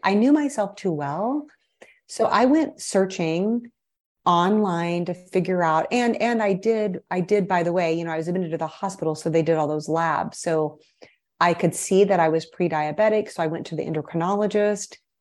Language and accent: English; Midwest, United States; moved away as an adult; also born or lived in Brazil / Chicago / Miami Beach; I am a Midwesterner at heart. I was born and raised in the Midwest